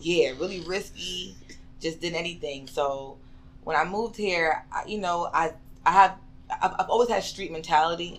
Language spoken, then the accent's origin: English; Bridgeport, Connecticut, United States; moved away as an adult; now in Georgia, United States; Originally, I am from Connecticut, from Bridgeport